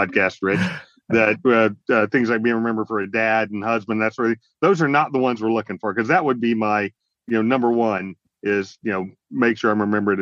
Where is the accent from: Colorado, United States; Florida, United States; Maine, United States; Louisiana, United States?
Florida, United States; near Eglin Air Force Base, the panhandle of; I grew up in the panhandle of Florida near Eglin Air Force Base